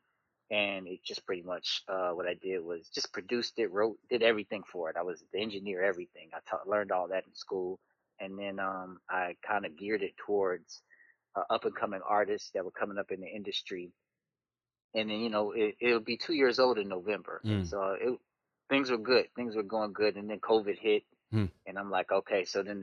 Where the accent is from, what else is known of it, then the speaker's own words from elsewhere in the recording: Chicago, Illinois, United States; also born or lived in Aurora, Illinois; born and raised in the Chicago area, grew up kind of in Chicago, then moved to the South Side of Chicago, South Suburbs